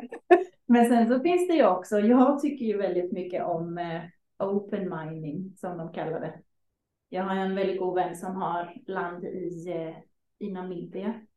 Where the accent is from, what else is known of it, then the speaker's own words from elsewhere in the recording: Sweden; som liten svensk